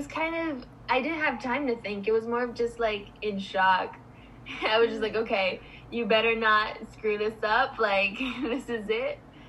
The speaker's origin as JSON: {"language": "English", "region": "New York", "country": "United States", "tie": "born there", "said": "I try to go as much as possible, because I was born in New York."}